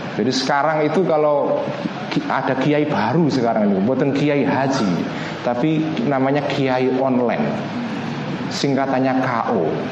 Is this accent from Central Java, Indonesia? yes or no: yes; Pati, Central Java, Indonesia; now in Jakarta, Indonesia; saya juga orang Jawa Tengah, saya orang Pati